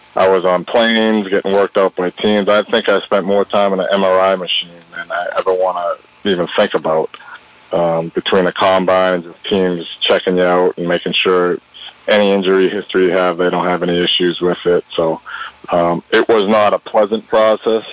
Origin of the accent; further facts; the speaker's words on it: Danvers, Massachusetts, United States; also born or lived in Salem, Massachusetts; I lived in Danvers